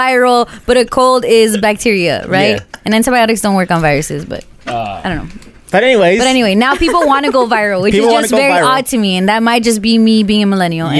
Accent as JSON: {"language": "English", "town": "Santa Ana", "region": "California", "country": "United States", "tie": "born or raised there", "said": "from my hometown, Santa Ana."}